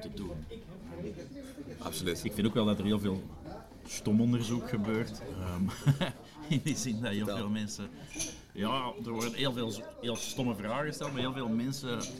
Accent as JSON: {"language": "Dutch", "region": "Flanders", "country": "Belgium", "said": "dat is het leuke als Vlaming"}